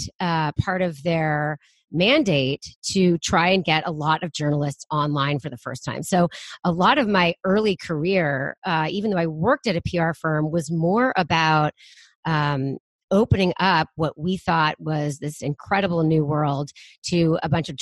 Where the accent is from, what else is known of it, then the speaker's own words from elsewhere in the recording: Bay Area, California, United States; I was born and raised in the Bay Area